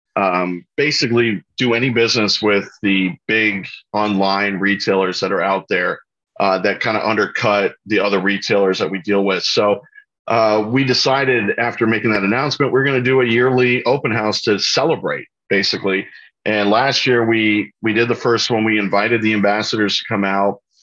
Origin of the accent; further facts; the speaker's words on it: Orlando, Florida, United States; I grew up in Orlando, Florida